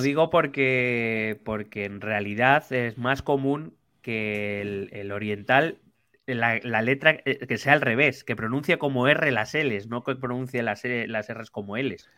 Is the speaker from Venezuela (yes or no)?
no; Spain; soy español